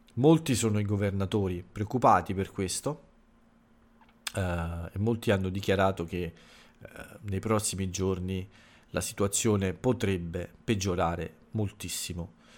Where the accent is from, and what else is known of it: Italy